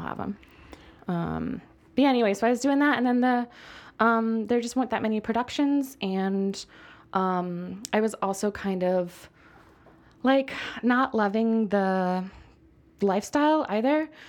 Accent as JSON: {"language": "English", "country": "United States", "said": "I'm already an American writing about mezcal"}